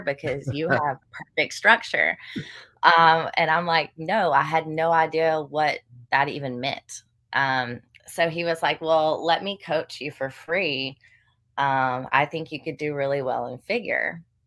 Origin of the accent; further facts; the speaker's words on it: Western North Carolina, United States; also born or lived in Chapel Hill, North Carolina; now in Greenville, United States; I grew up in Western North Carolina